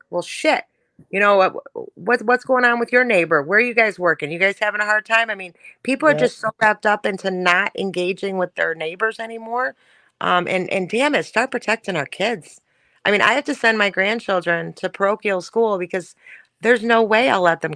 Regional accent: Detroit, Michigan, United States; I grew up in Southwest Detroit

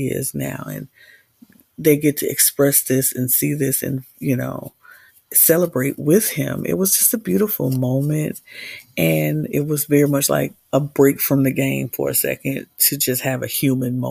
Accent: Midwest, United States; as a Midwesterner

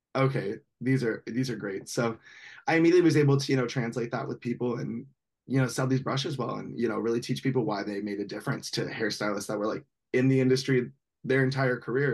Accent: Bakersfield, California, United States; I'm from Bakersfield, California

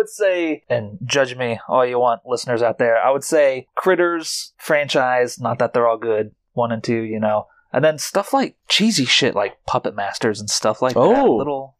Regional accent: Brownsburg, Indiana, United States; I grew up in Brownsburg. And we had like three video stores. It was Blockbuster, Hollywood Video, and then sometime later it was Family Video.

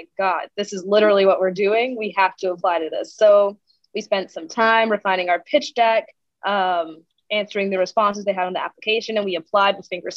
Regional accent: New York City, New York, United States; I grew up in New York City

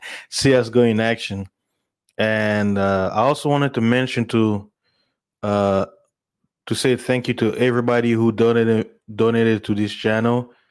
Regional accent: DR Congo; also born or lived in South Africa / United States; I'm originally from Congo, South Africa, and American, you know.

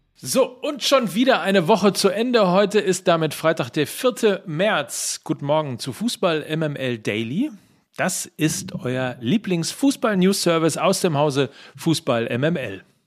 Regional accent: North Rhine-Westphalia, Germany; für mich als Ostwestfale

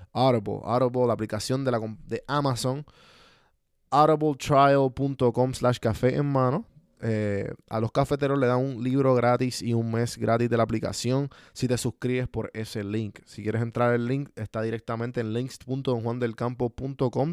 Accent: Puerto Rico; en Puerto Rico, pues, somos parte, no sé si se conoce la situación de Puerto Rico, que somos parte de Estados Unidos, pero hablamos español

